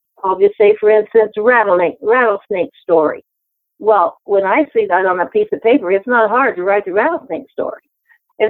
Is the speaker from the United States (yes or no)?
yes; Memphis, Tennessee, United States; I was born in Memphis, Tennessee